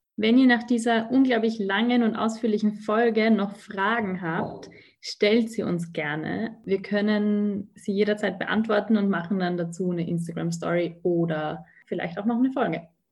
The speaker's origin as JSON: {"language": "German", "country": "Austria", "said": "dass wir als Österreicher, Österreicherinnen"}